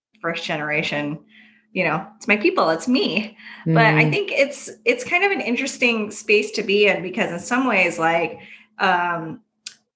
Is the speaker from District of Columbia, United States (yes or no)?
no; Orange County, California, United States; I grew up in Orange County, which actually has a very big Vietnamese population